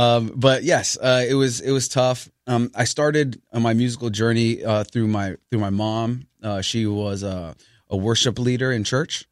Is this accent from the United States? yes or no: yes; New York City, New York, United States; I grew up in the Bronx